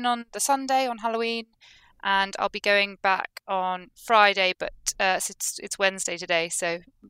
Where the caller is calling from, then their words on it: Glasgow, Scotland, United Kingdom; I'm still here in Glasgow.